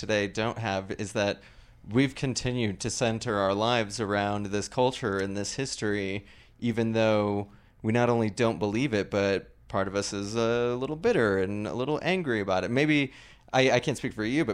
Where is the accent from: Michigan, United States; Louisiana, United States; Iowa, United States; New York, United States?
Iowa, United States; now in Denver, United States; I'm an evangelical from Iowa